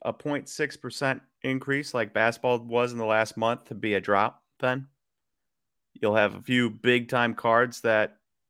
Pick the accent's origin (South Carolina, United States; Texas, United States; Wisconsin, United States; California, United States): Wisconsin, United States; He's from Wisconsin. We're from Wisconsin.